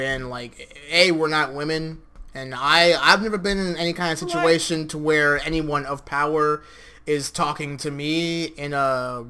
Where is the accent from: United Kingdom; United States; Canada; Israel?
United States; my hometown, my home country, which, yes, we're Americans